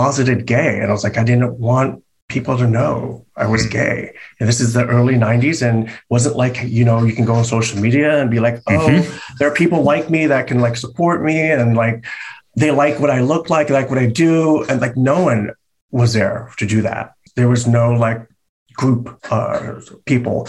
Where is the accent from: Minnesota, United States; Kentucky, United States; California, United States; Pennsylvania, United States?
California, United States; San Francisco; moved away as an adult; now in Los Angeles, United States; growing up in San Francisco, you know, it was very open to art and to culture